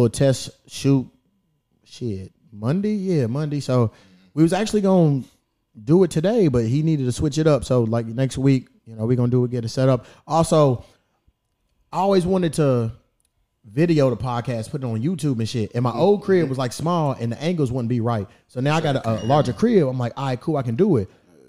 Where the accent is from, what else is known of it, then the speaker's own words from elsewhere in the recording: Louisville, Kentucky, United States; moved away; I'm from Kentucky.